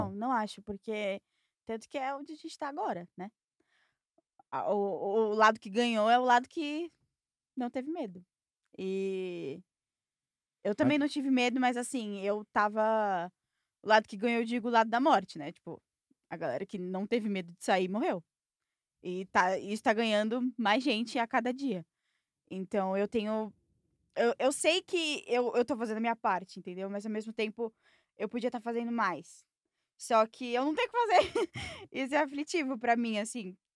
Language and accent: Portuguese; São Paulo, Brazil; Sou de São Paulo.